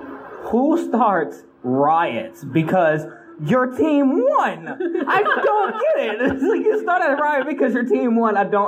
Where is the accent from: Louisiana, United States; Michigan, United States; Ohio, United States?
Louisiana, United States; New Orleans; I am from New Orleans